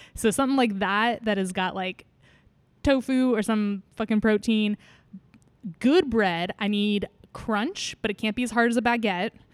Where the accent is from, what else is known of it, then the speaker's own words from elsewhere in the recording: California, United States; now in Seattle, United States; I'm from California